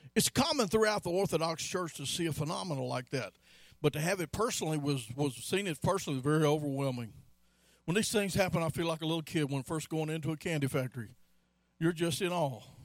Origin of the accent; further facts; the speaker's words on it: Pearl, Mississippi, United States; now in Baytown, United States; When I was a boy growing up in Pearl, Mississippi